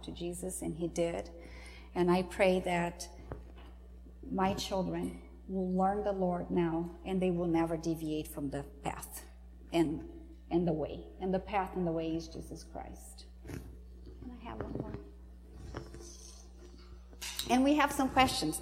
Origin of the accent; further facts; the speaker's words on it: home state with Iguaçu Falls, Paraná, Brazil; moved away; This is Iguaçu Falls. Not in my hometown, my home state